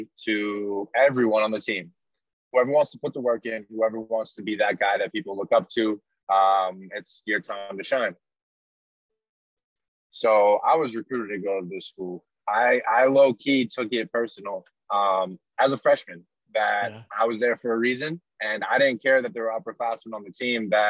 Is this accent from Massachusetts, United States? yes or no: yes; Gloucester, Massachusetts, United States; My whole family grew up going to Gloucester High School, which is the public school in my hometown